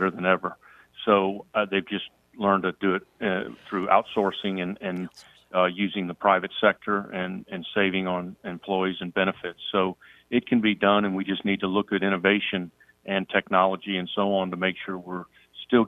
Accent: Louisiana, United States; moved away; I grew up in Louisiana

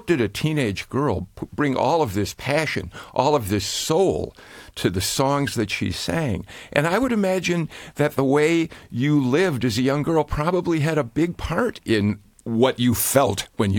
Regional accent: Skokie, Illinois, United States; I grew up in Skokie, Illinois, a suburb of Chicago.

